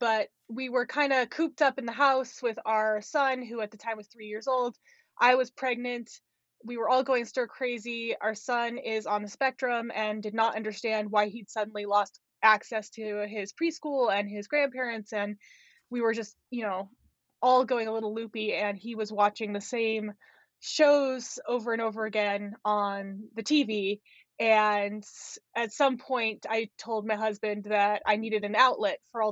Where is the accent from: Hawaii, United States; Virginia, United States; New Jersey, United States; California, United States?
California, United States; Los Angeles; moved away as an adult; also born or lived in Syracuse, New York; now in North Dakota, United States; I was born and raised in Los Angeles, California.